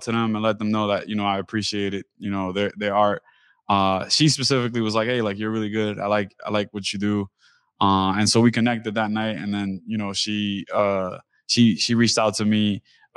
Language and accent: English; New York City, New York, United States; moved away as an adult; now in Seattle, United States; I come from East New York, Brooklyn, which is predominantly Black and Hispanic, Caribbean